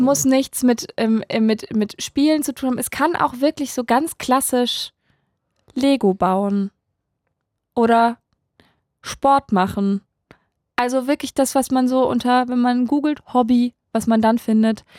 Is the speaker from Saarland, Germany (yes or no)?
yes; Saarland, Germany; ich komme aus dem SR-Gebiet. Das ist nochmal eine ganz ja, Saarland, andere